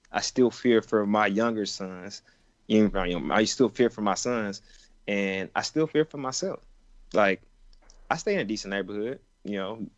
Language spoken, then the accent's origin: English; Atlanta, Georgia, United States; I grew up in the city of Atlanta for the most part